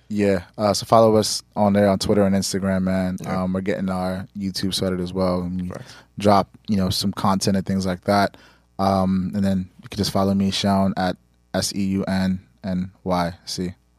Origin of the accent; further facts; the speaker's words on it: Nigeria; we're Nigerian